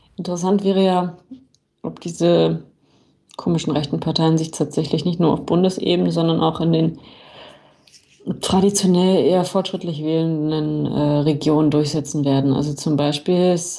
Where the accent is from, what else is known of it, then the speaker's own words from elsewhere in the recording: Berlin, Germany; moved away as an adult; now in Munich, Germany; meine Heimatstadt Berlin